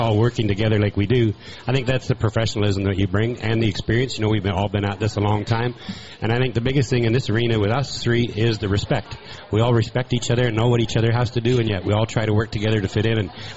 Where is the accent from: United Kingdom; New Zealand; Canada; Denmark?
Canada; I'm from Canada